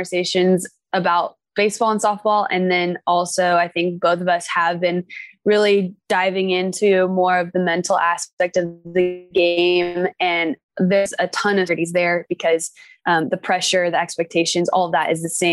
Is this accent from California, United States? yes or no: yes; Orange County, California, United States; also born or lived in Oregon; I'm from Orange County